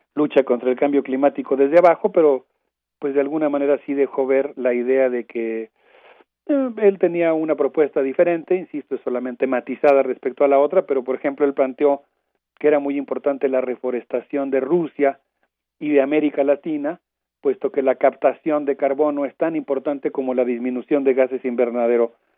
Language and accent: Spanish; Mexico; como comunidad universitaria y como sociedad mexicana